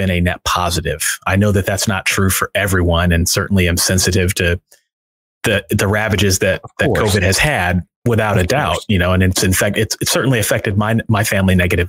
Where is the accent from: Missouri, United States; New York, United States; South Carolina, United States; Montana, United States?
Missouri, United States; St. Louis; I set it in my hometown